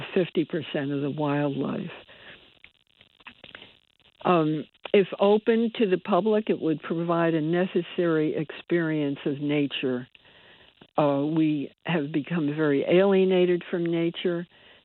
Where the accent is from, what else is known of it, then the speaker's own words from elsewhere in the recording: Bridgeport, Connecticut, United States; I was born and raised in Bridgeport.